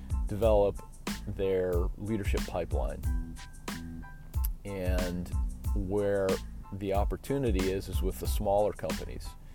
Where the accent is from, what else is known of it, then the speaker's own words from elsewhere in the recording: Chicago, Illinois, United States; I'm from Chicago